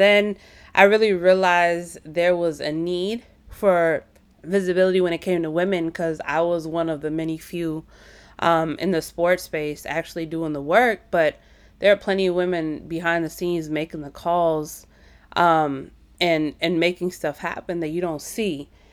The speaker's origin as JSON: {"language": "English", "region": "Midwest", "country": "United States", "tie": "born or raised there", "said": "a first generation child of Indian immigrants, born and raised in the Midwest"}